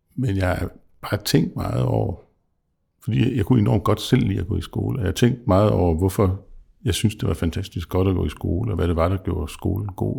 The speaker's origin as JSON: {"language": "Danish", "area": "South Jutland", "region": "Southern Denmark", "country": "Denmark", "said": "som Sønderjyde"}